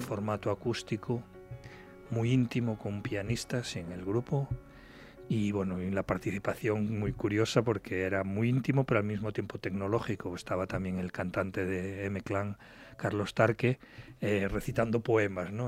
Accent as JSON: {"language": "Spanish", "region": "Galicia", "country": "Spain", "tie": "born or raised there", "said": "por supuesto nací en ella, en Galicia"}